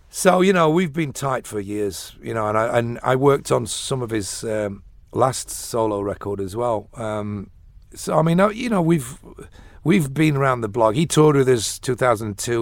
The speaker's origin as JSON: {"language": "English", "town": "Sheffield", "region": "Yorkshire and the Humber", "country": "United Kingdom", "also_born_or_lived": "London", "moved": "as an adult", "lives_now": "Dublin, Ireland", "said": "I came from Sheffield, which is a, a big, big industrial city"}